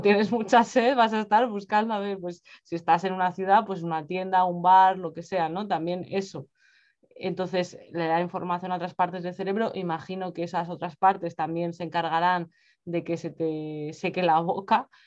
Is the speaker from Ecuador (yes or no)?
no; Spain; moved away as an adult; now in England, United Kingdom; yo soy de España, pero vivo en Reino Unido desde hace ya, un, bueno, más de dos años